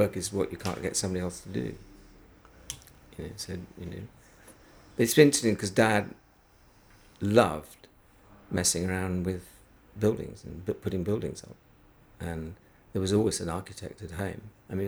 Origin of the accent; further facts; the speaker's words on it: Halifax, Yorkshire and the Humber, United Kingdom; growing up in Halifax